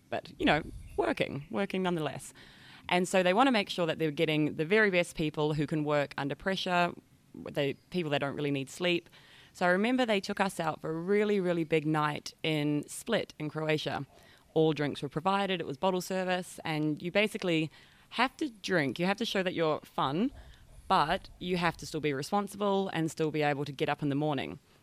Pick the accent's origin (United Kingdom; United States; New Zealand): New Zealand; North Island; moved away as an adult; now in Bali, Indonesia; I'm from New Zealand, from a small country town in the North Island